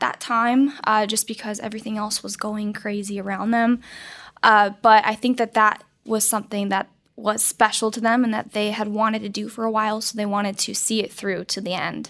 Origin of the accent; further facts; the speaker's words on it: Colorado, United States; I grew up in Colorado